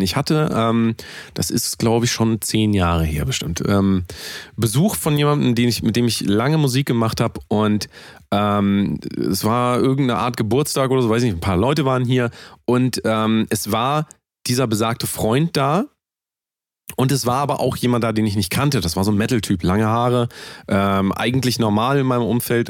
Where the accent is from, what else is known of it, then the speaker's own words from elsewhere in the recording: Germany; ich bin ja Deutscher